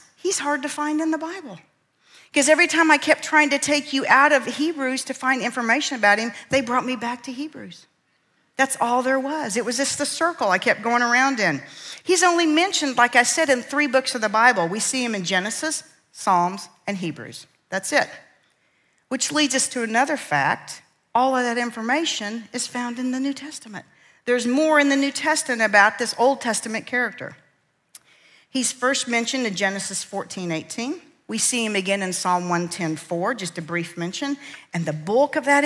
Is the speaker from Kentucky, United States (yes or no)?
no; central Kansas, United States; I grew up in Kansas, right in the middle of central Kansas, Tornado Alley. And our little town of 350 people